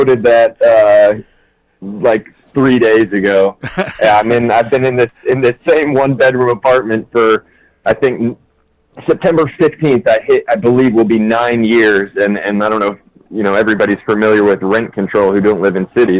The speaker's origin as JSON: {"language": "English", "town": "Norcross", "region": "Georgia", "country": "United States", "tie": "born or raised there", "moved": "yes", "said": "Grew up in Norcross, Georgia, so it's about 20 miles"}